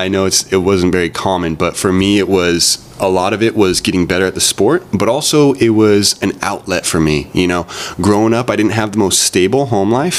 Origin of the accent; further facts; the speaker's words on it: Santa Barbara, California, United States; born and raised in Santa Barbara